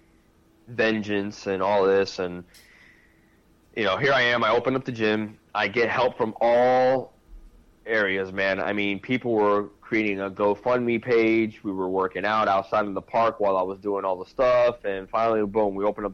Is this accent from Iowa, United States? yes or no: no; Key West, Florida, United States; moved away as an adult; now in West Coast, United States; wanting to get out of my hometown, out of Key West